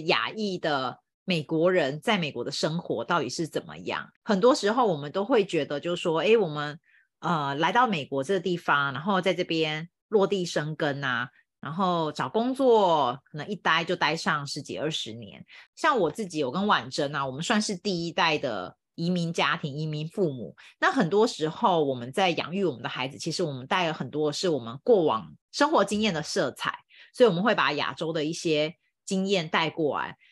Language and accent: Chinese; Taiwan; now in United States; I'm from Taiwan